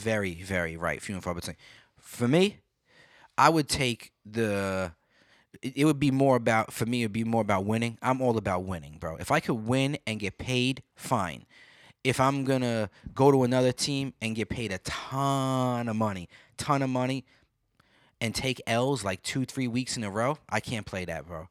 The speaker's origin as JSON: {"language": "English", "town": "New York City", "region": "New York", "country": "United States", "tie": "born or raised there", "moved": "yes", "said": "growing up in Brooklyn"}